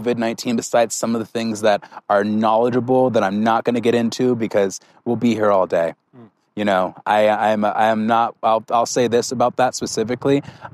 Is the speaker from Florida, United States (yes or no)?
no; California, United States; now in Colorado, United States; my hometown, I came from California